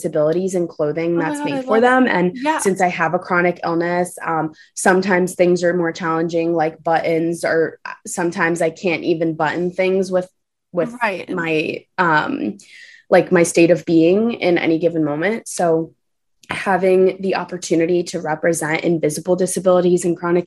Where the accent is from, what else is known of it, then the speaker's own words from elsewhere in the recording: New York City, New York, United States; also born or lived in Los Angeles; I'm born and raised in New York City